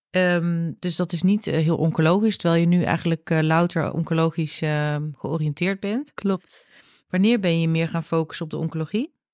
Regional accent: Hoofddorp, North Holland, Netherlands; also born or lived in New Zealand; Ik eh, kom uit Hoofddorp. Ik kom dus echt uit

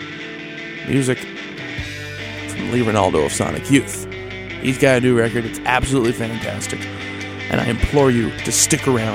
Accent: Mississauga, Ontario, Canada; my hometown of Mississauga, Ontario

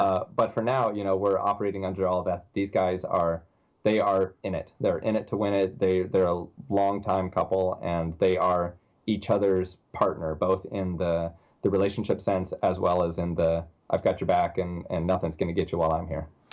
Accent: Tennessee, United States; also born or lived in New York / Las Vegas; now in Orlando, United States; I'm from Tennessee

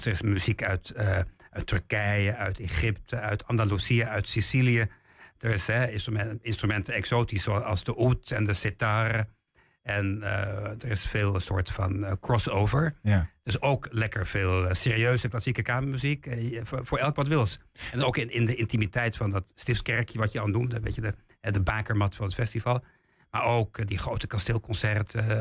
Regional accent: Weerselo, Overijssel, Netherlands; also born or lived in England; Ik ben in Engeland geboren, maar ik ben helemaal opgegroeid in, in Weerslo.

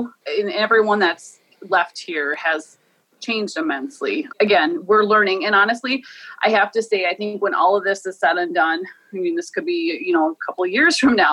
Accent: Morton, Minnesota, United States; I am from the Shanshayapi

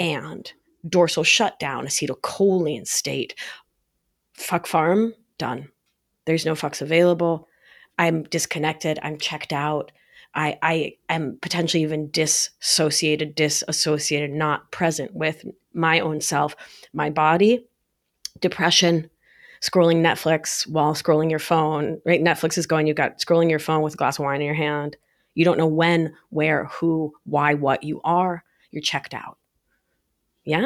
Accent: New York, United States; I'm New Yorker for life

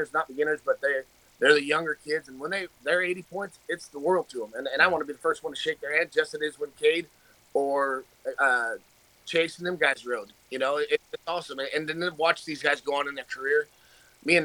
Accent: Arizona, United States; moved away as an adult; now in Pacific Northwest, United States; I grew up in Arizona, and we moved up here.

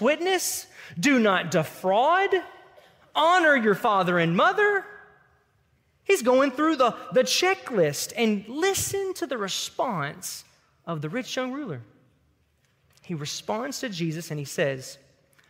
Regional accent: Tipton County, Tennessee, United States; that's a real country term from my hometown in Tipton County that just means without any hindrance or any hesitation. Growing up in Tipton County

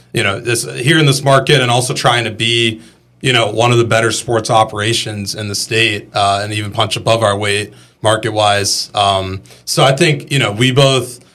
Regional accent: Boston, Massachusetts, United States; moved away as an adult; also born or lived in Montana / Pennsylvania; now in Greenville, United States; I grew up in Boston

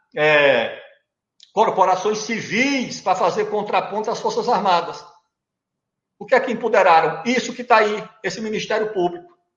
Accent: interior of Alagoas, Brazil; sou do interior de Alagoas

